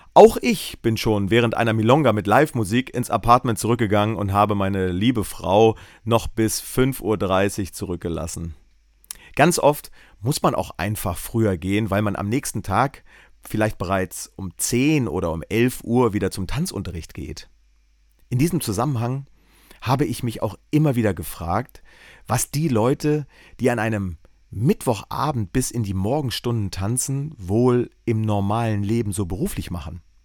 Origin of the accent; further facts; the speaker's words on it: East Germany, Germany; meine Kindheit in der DDR